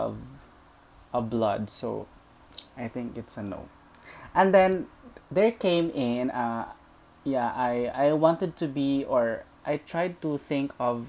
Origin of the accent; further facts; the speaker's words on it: Leyte, Eastern Visayas, Philippines; I was born and raised in Leyte